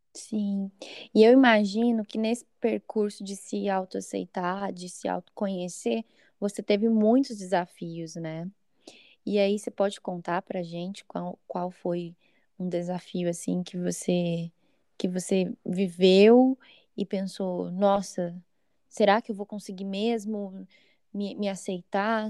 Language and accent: Portuguese; São Paulo, Brazil; sou de São Paulo